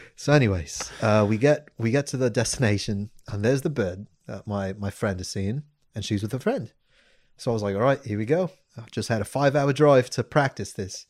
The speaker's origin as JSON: {"language": "English", "town": "Santa Monica", "region": "California", "country": "United States", "said": "I'm from Santa Monica."}